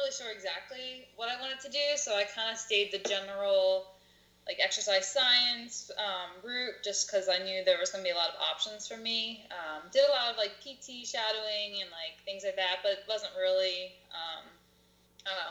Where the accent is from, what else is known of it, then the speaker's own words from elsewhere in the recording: Telford, Pennsylvania, United States; I'm from Telford. It's pretty local. Grown up here my whole life